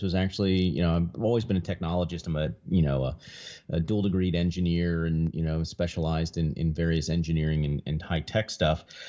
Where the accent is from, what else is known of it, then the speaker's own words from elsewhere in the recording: near Three Mile Island, Pennsylvania, United States; I grew up near Three Mile Island